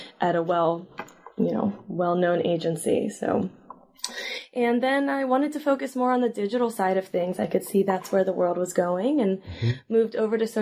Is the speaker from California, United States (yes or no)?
yes; Sacramento, California, United States; I grew up in Sacramento, and I went to undergrad at Berkeley